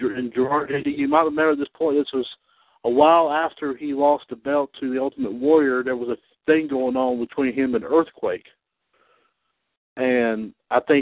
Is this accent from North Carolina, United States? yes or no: yes; Trinity, North Carolina, United States; from my hometown here, Trinity, North Carolina